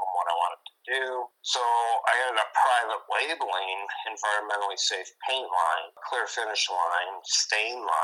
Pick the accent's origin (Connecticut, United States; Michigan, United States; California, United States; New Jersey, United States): Michigan, United States; Saginaw; moved away; I'm from Saginaw, Michigan area